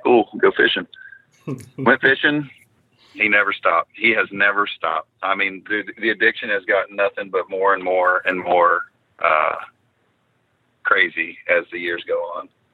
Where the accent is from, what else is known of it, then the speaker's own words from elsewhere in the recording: Florida, United States; I grew up fishing in the Florida. We called it the Gator Division down here, BFL fishing.